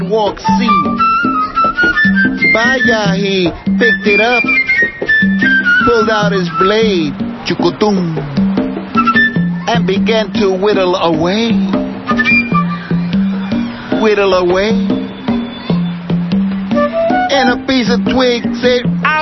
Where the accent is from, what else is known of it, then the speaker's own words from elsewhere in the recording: New York, United States; also born or lived in Puerto Rico / Cuba; now in Berkeley, United States; I was born in Nueva York, 9/30/28.